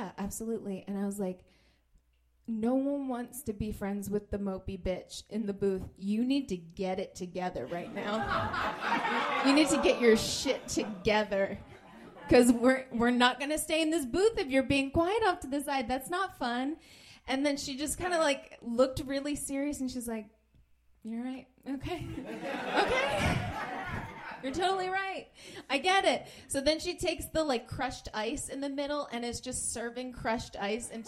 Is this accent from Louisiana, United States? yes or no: no; New Jersey, United States; moved away as an adult; now in Los Angeles, United States; whenever I'm back with my girlfriends, I kind of like go back to Jersey mode, which I've tried to hide since being out here